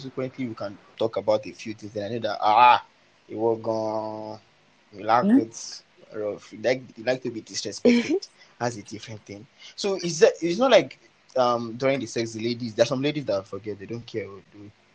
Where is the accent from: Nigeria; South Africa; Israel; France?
Nigeria; as a Nigerian